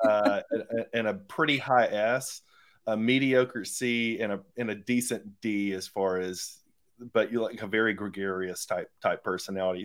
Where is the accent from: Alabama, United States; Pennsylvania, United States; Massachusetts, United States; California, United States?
Alabama, United States; Phenix City; I'm from Phoenix City, Columbus area